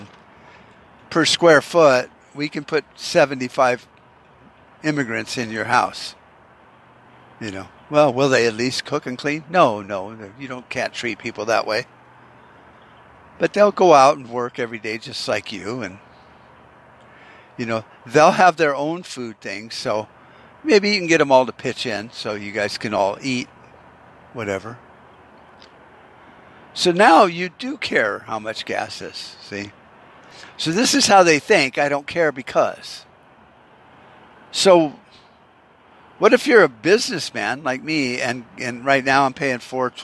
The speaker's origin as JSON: {"language": "English", "country": "United States", "also_born_or_lived": "Arizona", "said": "as an American"}